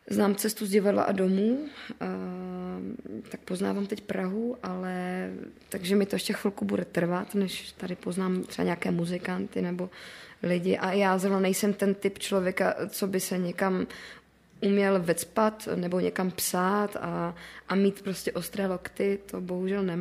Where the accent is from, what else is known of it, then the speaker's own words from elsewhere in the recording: Moravia, Czechia; protože já jsem ještě z Moravy. Pro mě otázka, jako, kde mám domov, je dost těžká, protože já, mě se ten domov od malička dost střídal.